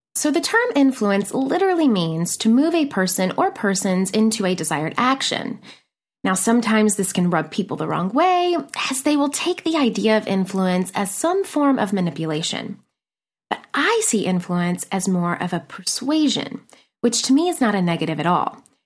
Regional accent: Nashville, Tennessee, United States; moved away as an adult; also born or lived in McMinnville, Tennessee / New York City; now in Los Angeles, United States; I am originally from a teeny tiny town in Tennessee called McMinnville, but spent the better part of my childhood and teen years growing up in Nashville, Tennessee.

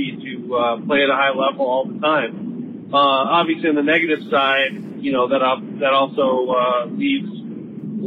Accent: Midwest, United States; as a Midwesterner

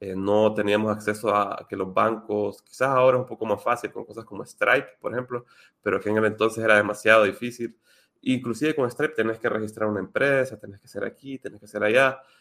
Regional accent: Honduras; yo soy de Honduras

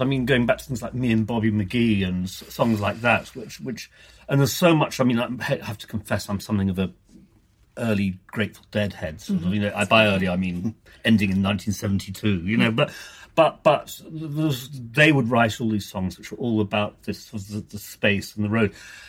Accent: London, United Kingdom; And being British and this little island and this, particularly in my case, London

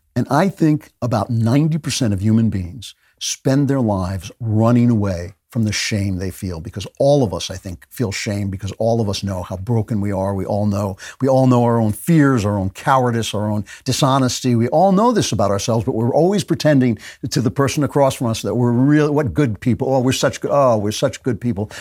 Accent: United States; moved away as an adult; also born or lived in United Kingdom; I am an American

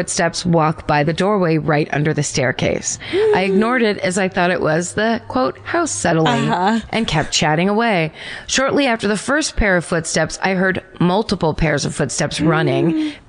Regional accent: Hamilton, New Jersey, United States; So my ghost story haunting comes from my hometown of Hamilton, New Jersey.

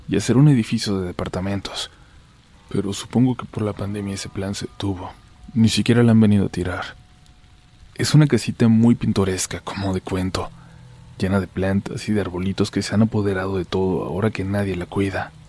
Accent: Ciudad Juárez, Chihuahua, Mexico; Yo nací en Chihuahua, capital, pero cuando tenía 11 años mi mamá y yo dejamos a mi papá y sus malos tratos.

